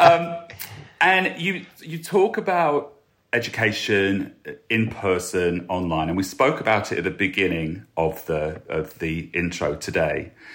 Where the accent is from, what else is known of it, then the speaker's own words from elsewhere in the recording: Lincoln, East Midlands, United Kingdom; my hometown of Lincoln